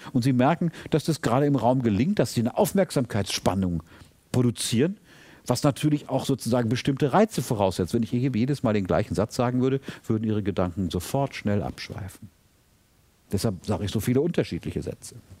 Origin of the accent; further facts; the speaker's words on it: Germany; als Deutscher